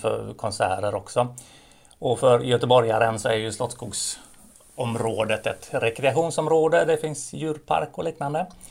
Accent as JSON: {"language": "Swedish", "town": "Gothenburg", "region": "Västra Götaland", "country": "Sweden", "said": "som göteborgare, ta emot en massa människor som kommer till vår vackra stad"}